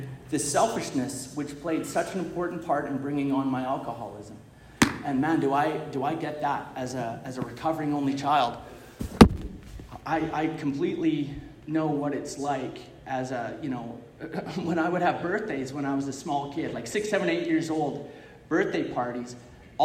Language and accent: English; Calgary, Alberta, Canada; I was born in Calgary.